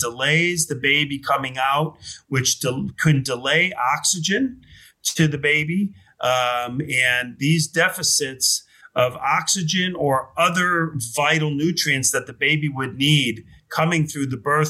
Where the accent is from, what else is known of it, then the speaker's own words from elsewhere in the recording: Chicago, Illinois, United States; also born or lived in New York; I grew up in Chicago, went to school in Chicago